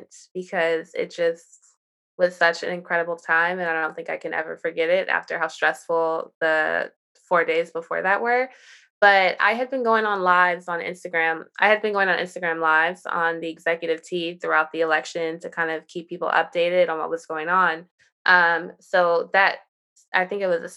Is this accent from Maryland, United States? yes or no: yes; Prince George's County, Maryland, United States; also born or lived in Washington, District of Columbia, United States; I am from Maryland, PG County, Maryland